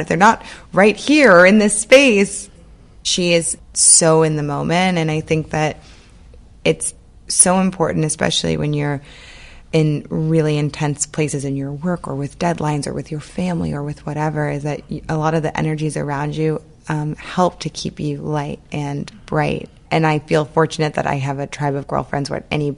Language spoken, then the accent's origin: English; New Orleans, Louisiana, United States; I grew up in New Orleans, and I always say that the city of New Orleans was kind of my third parent